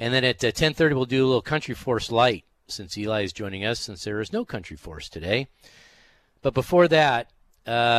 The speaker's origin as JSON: {"language": "English", "town": "Cypress", "region": "California", "country": "United States", "tie": "born or raised there", "moved": "yes", "lives_now": "Dallas, United States", "said": "I grew up in Cypress, California"}